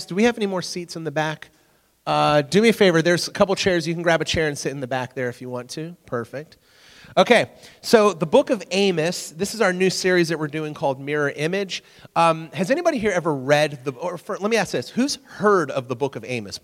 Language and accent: English; England, United Kingdom; moved away; When I grew up in England